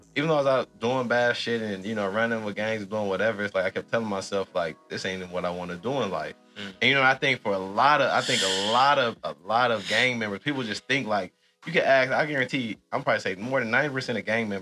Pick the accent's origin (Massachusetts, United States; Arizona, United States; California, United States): California, United States; Los Angeles; black kid growing up in South Central